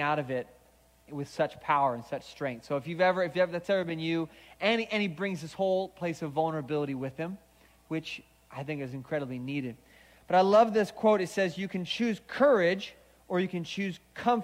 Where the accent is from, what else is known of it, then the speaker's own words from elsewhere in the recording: Seattle, Washington, United States; now in Orange County, United States; I grew up in Seattle